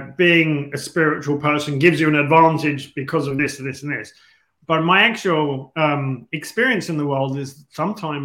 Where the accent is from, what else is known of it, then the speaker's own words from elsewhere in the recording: London, United Kingdom; moved away; also born or lived in Asia; I was born in London